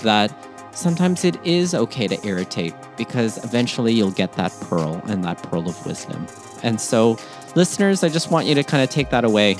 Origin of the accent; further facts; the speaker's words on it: Philippines; it has to do, too, with being Filipino, in the sense that being in the Philippines, there's a long tradition of pearl diving.